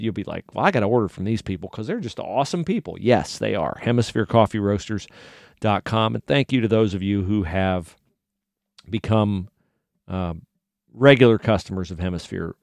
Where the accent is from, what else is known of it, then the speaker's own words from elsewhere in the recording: United States; my freedoms as an American